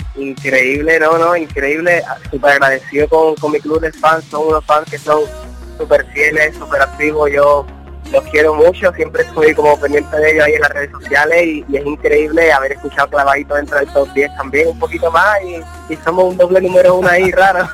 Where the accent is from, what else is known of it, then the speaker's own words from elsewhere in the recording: Andalusia, Spain; moved away; mi tierra Andalucía